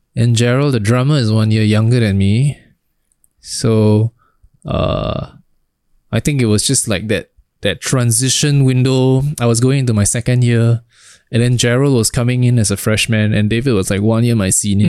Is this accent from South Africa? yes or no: no; Singapore; we're from Singapore